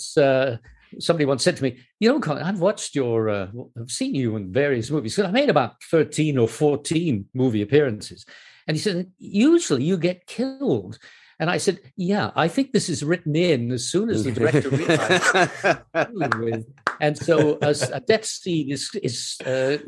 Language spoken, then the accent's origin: English; Canada; accent: North American; moved away as an adult; also born or lived in United States; now in United Kingdom; And it was partly in Canada, partly in the US. And I came back sounding American, or North American at any rate.